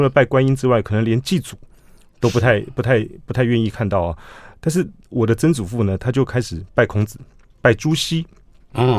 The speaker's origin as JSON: {"language": "Chinese", "region": "Taipei", "country": "Taiwan", "said": "我们家在大龙洞"}